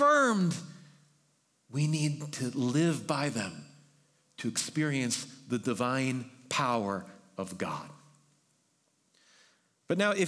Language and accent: English; New York, United States; now in Bay Area, United States; I'm from New York